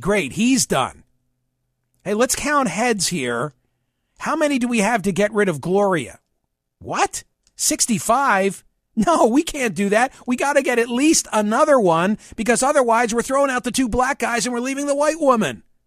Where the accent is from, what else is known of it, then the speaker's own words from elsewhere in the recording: Pennsylvania, United States; my home state of Pennsylvania